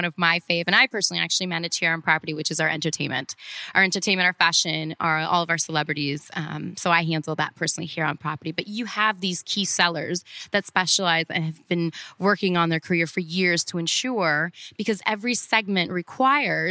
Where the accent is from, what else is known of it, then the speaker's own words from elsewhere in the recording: Cleveland, Ohio, United States; moved away as an adult; also born or lived in Orlando; now in Miami, United States; growing up in Cleveland